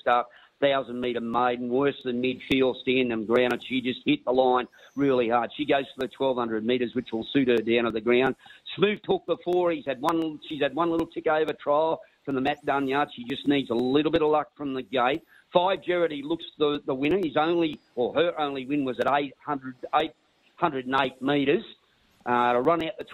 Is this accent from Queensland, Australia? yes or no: yes; Caboolture, Queensland, Australia; moved away as an adult; I come from Caboolture when we used to fish at Bribey Island all the time